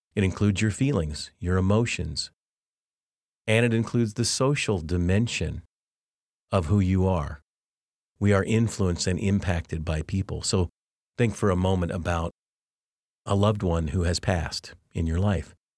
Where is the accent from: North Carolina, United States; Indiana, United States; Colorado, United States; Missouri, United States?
Colorado, United States; Arvada; moved away; I grew up actually in two homes in, in Arvada, Colorado